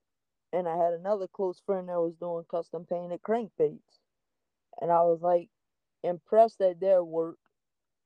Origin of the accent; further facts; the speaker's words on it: Thibodaux, Louisiana, United States; I'm actually from a little community right outside of Thibodaux called St. Charles. But I tell everybody I'm from Thibodaux